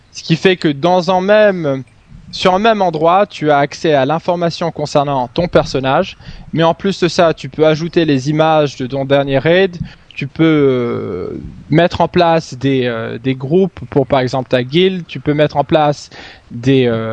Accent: Stockholm, Stockholm County, Sweden; French is a second language; je suis suédois, j'ai euh, vécu la plus grande, la grande majorité de mes euh, presque 30 années en Suède, à Stockholm

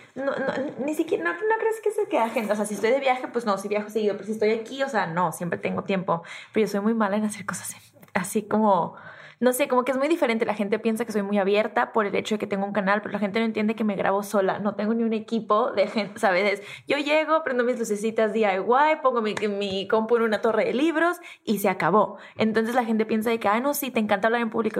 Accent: Tijuana, Baja California, Mexico; accent: norteña, pocha; soy norteña y crecí en Tijuana y soy de frontera y hablo súper pocha

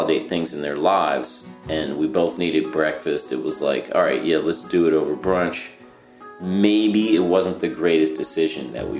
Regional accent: Cincinnati, Ohio, United States; accent: Cincinnati; I'm from Cincinnati

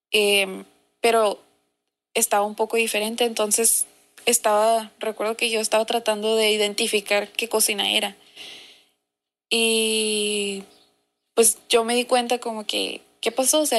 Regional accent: Mexicali, Baja California, Mexico; ¿Qué onda, morras? … soy de Mexicali

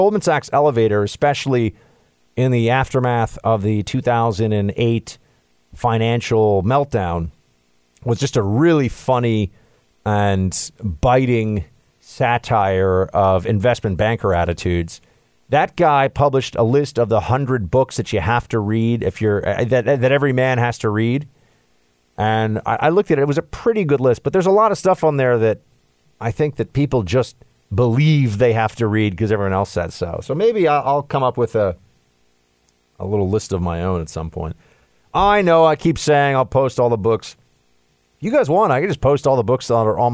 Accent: New York, United States; I'm from New York

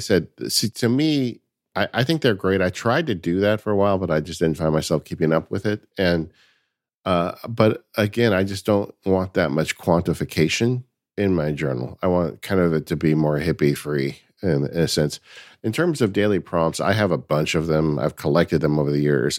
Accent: California, United States; I am definitely a Californian

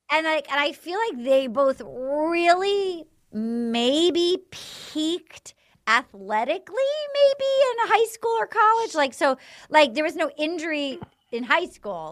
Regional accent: Little Compton, Rhode Island, United States; from my hometown, like my, any dad from Little Compton, Rhode Island

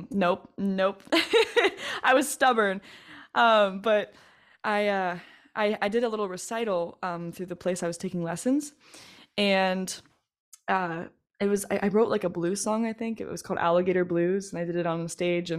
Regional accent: Northern Kentucky, United States; also born or lived in Cincinnati, Ohio / Batavia, Ohio; now in Middletown, United States; I grew up in Northern Kentucky, actually, but then I moved to Batavia

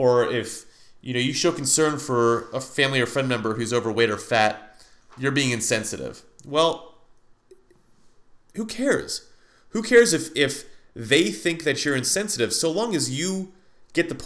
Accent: United States; as an American

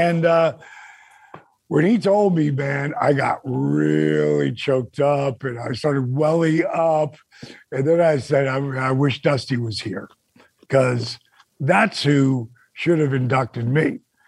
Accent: Point Pleasant, New Jersey, United States; my hometown outside one of my best friend's bars called the Broadway in Point Pleasant

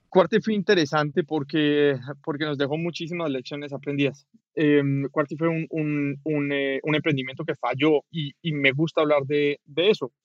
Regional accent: Cali, Valle del Cauca, Colombia; moved away as an adult; now in Mexico; soy colombiano, vivo en México hace siete años

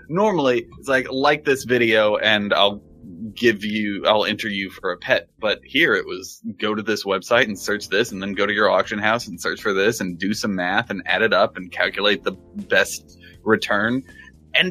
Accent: Texas, United States; I was born in Texas

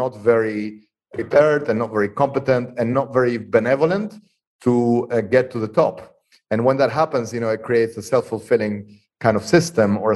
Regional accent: Argentina; moved away; I was born and raised in Argentina

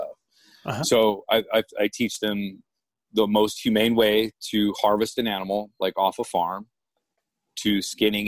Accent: Woodland Park, Colorado, United States; also born or lived in Illinois; I'm from Illinois, but I was raised at the base of Pikes Peak in Woodland Park, Colorado.

